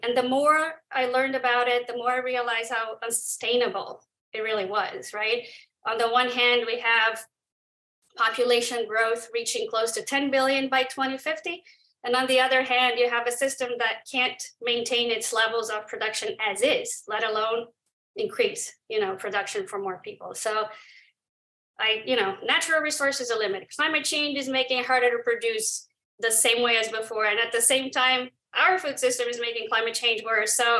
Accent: Brazil; moved away as an adult; also born or lived in New York / Silicon Valley; I'm from Brazil.

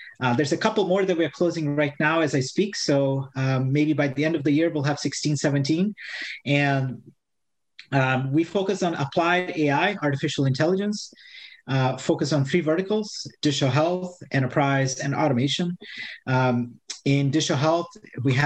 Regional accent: Brazil; moved away; I'm born and raised in Brazil

